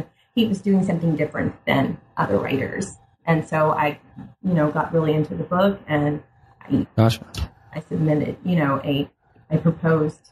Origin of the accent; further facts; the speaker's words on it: United States; I'm African American, but I'm a Black person living in America